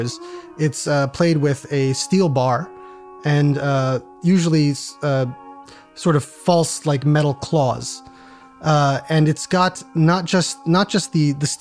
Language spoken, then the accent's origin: English; Pennsylvania, United States; I am from Pennsylvania, and I grew up in a college town.